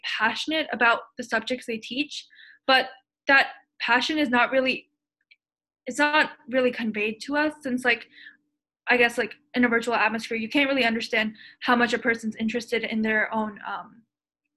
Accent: Maryland, United States; I'm from Maryland

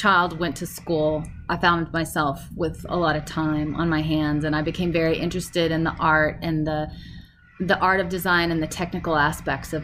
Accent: Lubbock, Texas, United States; moved away as an adult; also born or lived in Austin, Texas; growing up in Lubbock, Texas

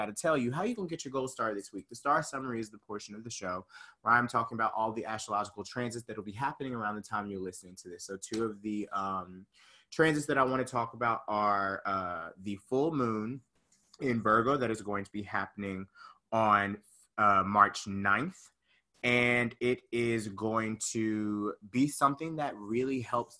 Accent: Conyers, Georgia, United States; moved away; I'm from Conyers, Georgia, really small city, about 35, 40 minutes outside of Atlanta

